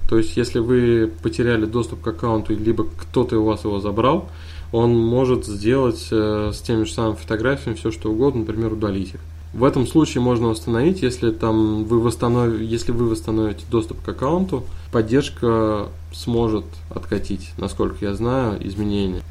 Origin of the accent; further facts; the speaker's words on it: Kazan, Tatarstan, Russia; Я из Казани. это столица Татарстана.